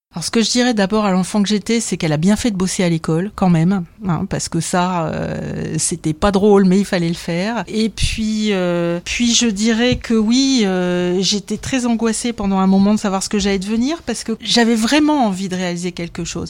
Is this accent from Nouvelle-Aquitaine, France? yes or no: no; Dunkirk, Hauts-de-France, France; à 14 ans alors que j'habitais Dunkerque